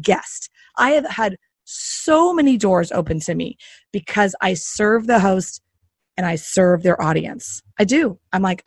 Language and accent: English; the South, United States; I'm from the South